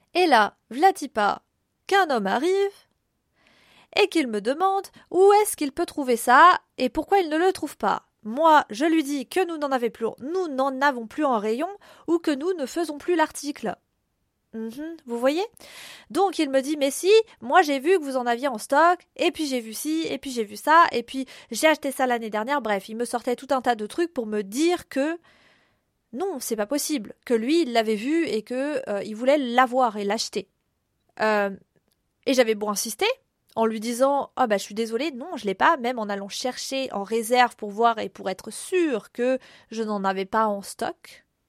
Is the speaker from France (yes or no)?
yes; France; Nous, les Français